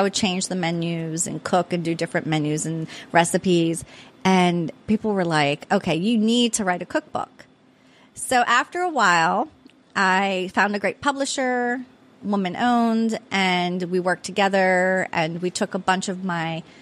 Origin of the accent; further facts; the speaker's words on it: Pittsburgh, Pennsylvania, United States; also born or lived in Prince George's County, Maryland; now in Annapolis, United States; I am from Pittsburgh